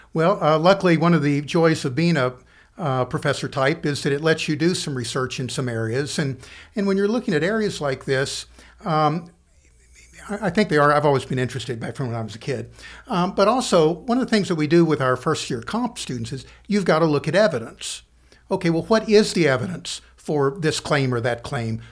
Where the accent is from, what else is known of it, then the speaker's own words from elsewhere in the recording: Central City, Kentucky, United States; moved away as an adult; also born or lived in Danville, Kentucky / Owensboro, Kentucky / Lexington, Kentucky / Richmond, Kentucky; I grew up in Muhlenberg County in Central City